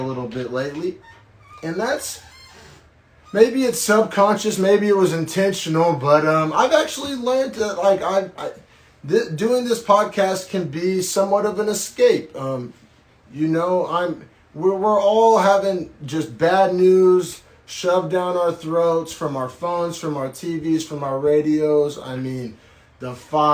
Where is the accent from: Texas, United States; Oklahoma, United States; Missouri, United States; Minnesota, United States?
Oklahoma, United States; Norman; now in Bay Area, United States; I was raised in Oklahoma, sometimes in a small town